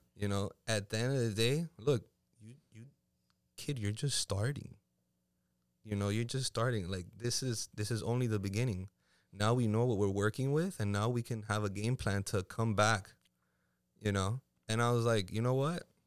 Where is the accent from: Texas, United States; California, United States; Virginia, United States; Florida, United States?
Florida, United States; Miami; also born or lived in Puerto Rico; I'm from here. I was born and raised in the three oh five